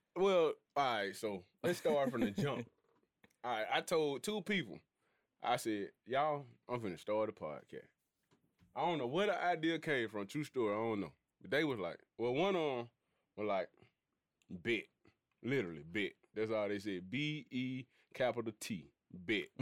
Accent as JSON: {"language": "English", "town": "Birmingham", "region": "Alabama", "country": "United States", "said": "I'm from Birmingham"}